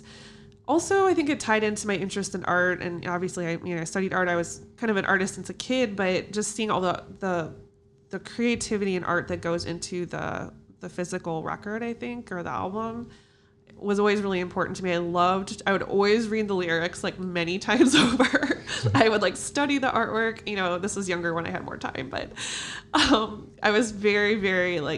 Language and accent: English; Chicago, Illinois, United States; I am from Chicago. I've always lived here